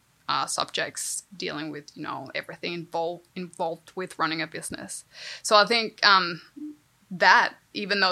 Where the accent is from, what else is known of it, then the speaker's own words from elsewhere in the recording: Denmark; moved away; I grew up in Denmark